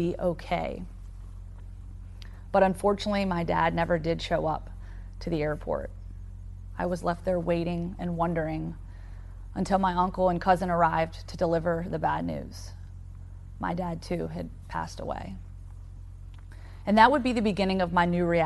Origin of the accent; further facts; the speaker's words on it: Roanoke, Virginia, United States; the quiet suburban neighborhood that I grew up in Roanoke, Virginia.